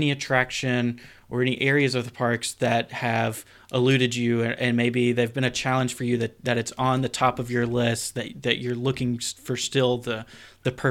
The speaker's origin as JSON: {"language": "English", "region": "Florida", "country": "United States", "tie": "born or raised there", "said": "for me, growing up in Walt Disney World, I would almost be tempted to say Disneyland now"}